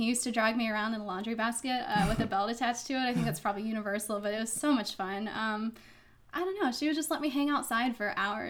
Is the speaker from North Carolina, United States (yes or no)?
yes; Winston-Salem, North Carolina, United States; moved away as an adult; also born or lived in Florida; I was born in Florida. Grew up in Winston-Salem from age 10 until right after high school.